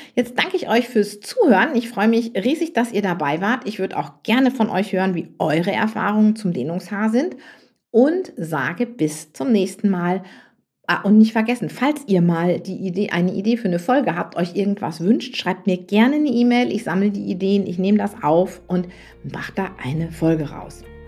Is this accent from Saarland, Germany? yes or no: no; near Münster, North Rhine-Westphalia, Germany; ich komme ja so aus Westfalen, vom Plattenland, wie man so schön sagt, nicht so ganz weit von Münster weg.